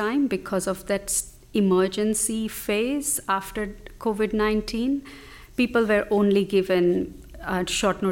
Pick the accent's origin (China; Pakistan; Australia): Australia; I'm from Indian heritage, but am Australian